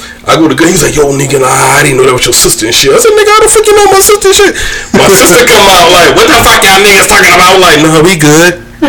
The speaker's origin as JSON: {"language": "English", "town": "Brunswick", "region": "Georgia", "country": "United States", "tie": "born or raised there", "moved": "as an adult", "lives_now": "Fayetteville, United States", "said": "I grew up with them in Brunswick, Georgia."}